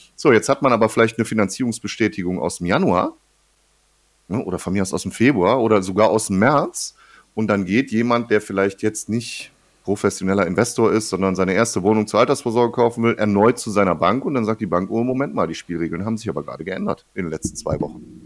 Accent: Ruhr area, North Rhine-Westphalia, Germany; bei uns im Ruhrgebiet hier

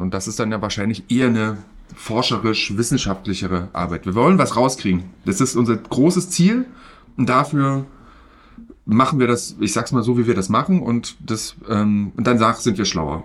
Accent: East Germany, Germany; ich bin im Osten groß geworden und da hieß es Katschi

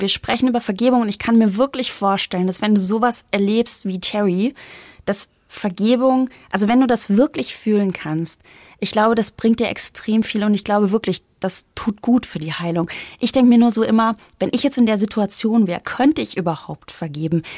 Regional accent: East Germany, Germany; now in Bavaria, Germany; ich komme ja aus dem Osten

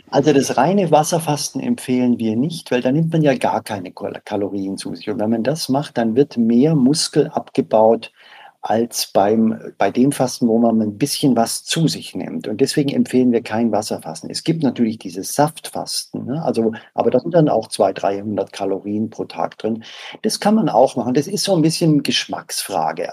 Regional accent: Southern Germany, Germany; ich komme aus Süddeutschland

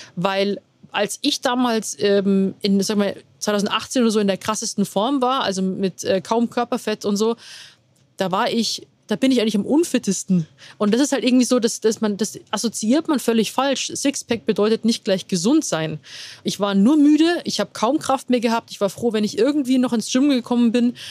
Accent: Rosenheim, Bavaria, Germany; moved away as an adult; now in Munich, Germany; komme gebürtig aus Rosenheim, wohne mittlerweile, also wohne in München

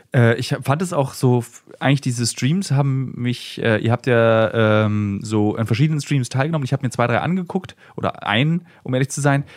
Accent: Berlin, Germany; als Berliner

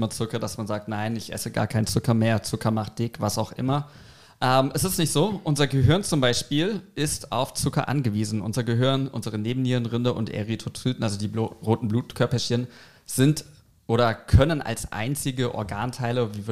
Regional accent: Germany; Chemisch gesehen, als Deutscher darf ich auch chemisch gesehen sagen.

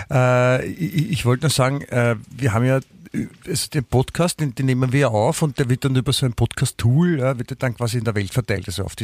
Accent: Austria; bin auch aus

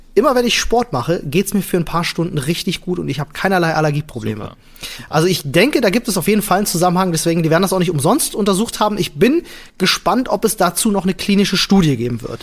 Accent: Germany; bei uns in Deutschland

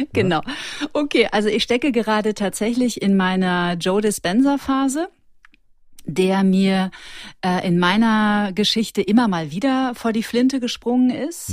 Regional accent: Ruhr area, North Rhine-Westphalia, Germany; now in Munich, Germany; Und ich bin aus dem Ruhrgebiet.

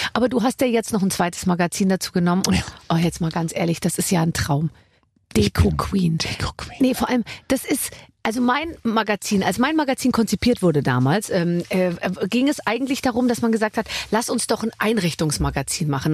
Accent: Berlin, Germany; wir als Berliner

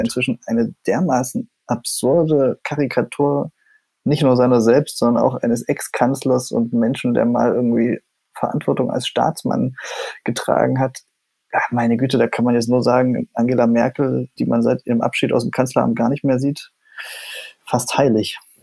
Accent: East Germany, Germany; ich bin ja Ostdeutscher und mhm. habe das sozusagen auch in meinem Aufwachsen, in meiner Familie immer erlebt

